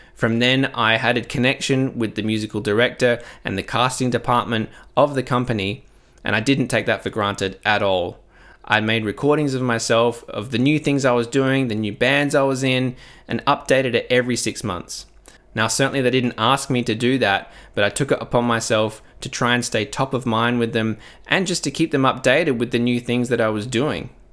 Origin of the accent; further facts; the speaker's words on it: Adelaide, South Australia, Australia; in my hometown of Adelaide